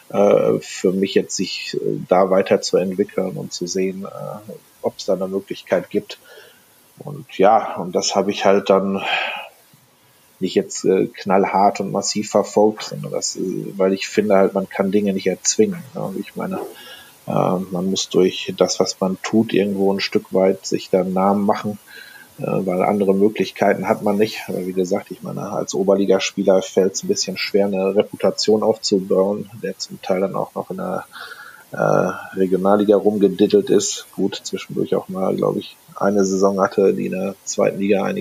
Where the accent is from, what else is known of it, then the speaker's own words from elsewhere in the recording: North Rhine-Westphalia, Germany; wie gesagt, ich komme aus NRW